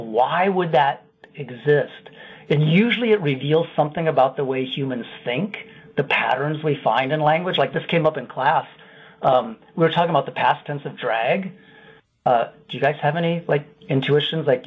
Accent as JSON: {"language": "English", "region": "Iowa", "country": "United States", "said": "I'm from Iowa mostly but have moved around a fair bit. But I love Wisconsin."}